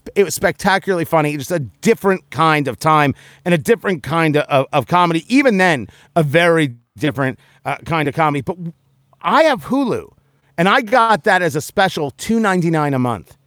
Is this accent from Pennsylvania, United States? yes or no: no; New Jersey, United States; moved away; I grew up in Jersey